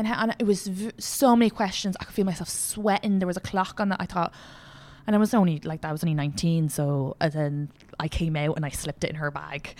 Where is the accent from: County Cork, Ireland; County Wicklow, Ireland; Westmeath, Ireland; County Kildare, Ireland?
County Kildare, Ireland; I'm from Kildare.